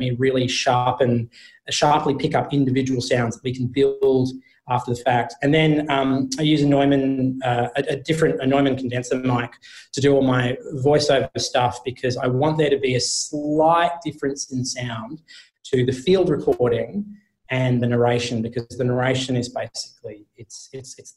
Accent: Australia; being Australian

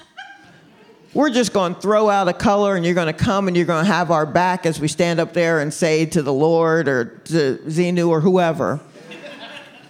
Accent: Stone Mountain, Georgia, United States; We grew up in Stone Mountain, Georgia

